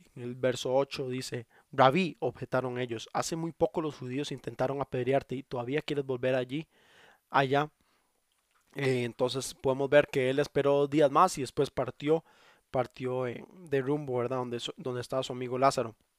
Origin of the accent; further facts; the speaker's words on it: Costa Rica; le digo, mae, porque soy de Costa Rica